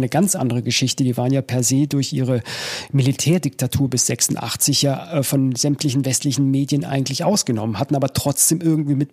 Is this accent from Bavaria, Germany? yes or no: yes; Munich, Bavaria, Germany; bei mir war es als Münchner äh, schon immer ziemlich gesellig.